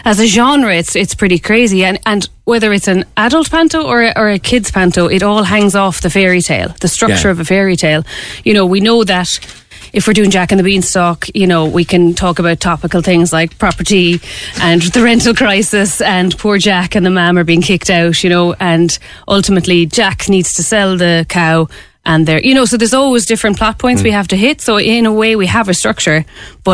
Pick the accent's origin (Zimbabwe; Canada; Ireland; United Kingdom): Ireland; County Clare; now in Cork, Ireland; originally I'm from Clare and we didn't have panto as such when growing up